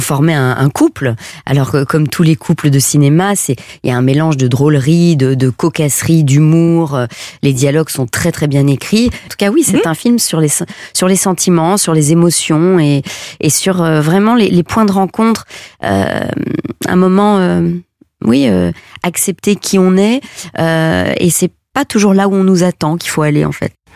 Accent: Belgium; je suis belge, hein, je viens d'un petit village de 600 habitants, donc moi mon enfance c'était euh, courir à pieds nus dans l'herbe

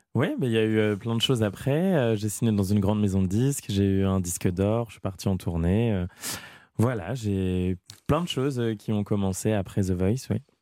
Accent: Amiens, Hauts-de-France, France; à Amiens, dans ma ville natale

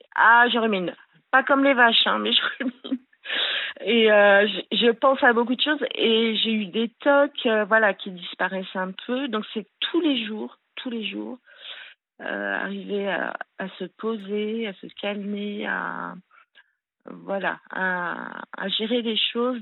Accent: Le Grand-Bornand, Auvergne-Rhône-Alpes, France; je suis née au Grand Bornand, disons à Annecy, ceux qui connaissent. Euh, donc euh, voilà, j'ai eu euh, une enfance assez super, quoi, en montagne.

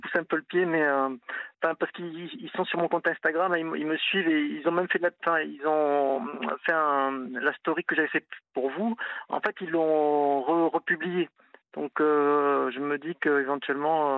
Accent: Toulouse, Occitania, France; moved away as an adult; now in Nantes, France; je suis Toulousain, je suis venu à Nantes il y a 20 ans

